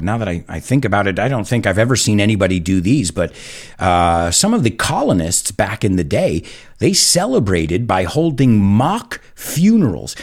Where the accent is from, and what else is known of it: United States